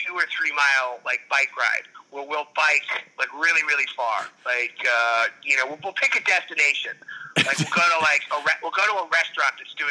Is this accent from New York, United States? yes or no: yes; New York City, New York, United States; now in Los Angeles, United States; because I grew up in New York.